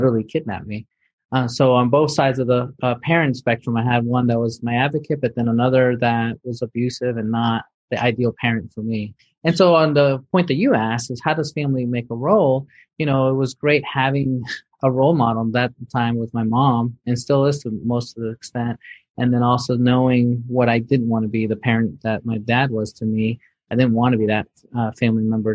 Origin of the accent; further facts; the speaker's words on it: New York City, New York, United States; I grew up in New York City